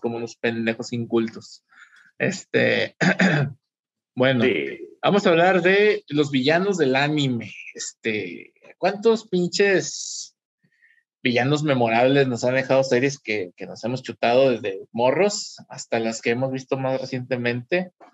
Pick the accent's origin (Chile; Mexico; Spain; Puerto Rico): Mexico; como buenos mexicanos que somos